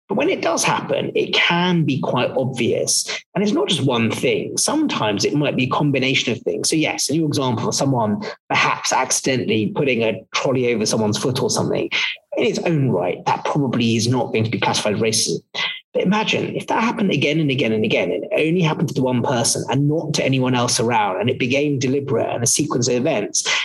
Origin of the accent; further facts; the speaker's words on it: London, United Kingdom; also born or lived in West Africa / East Africa; I, I, I, lived for a little while in West Africa, then East Africa, and then mainly in, in the UK, in West London.